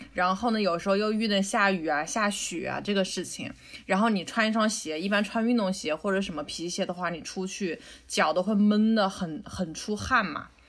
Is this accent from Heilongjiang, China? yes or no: no; Wuhan, Hubei, China; moved away; 我原来小时候在武汉